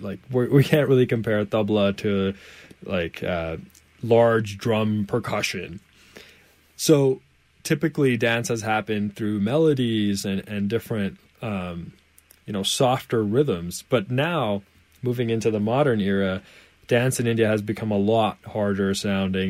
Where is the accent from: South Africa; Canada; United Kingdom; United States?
Canada; I'm from Canada, of course, and so for me, Canada is home.